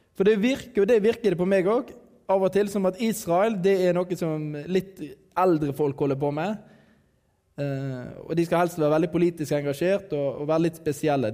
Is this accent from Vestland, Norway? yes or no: yes; Radøy, Vestland, Norway; jeg er fra Radøy